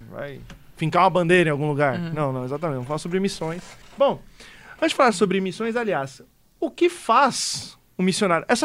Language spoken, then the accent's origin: Portuguese; Rio Grande do Sul, Brazil; do Rio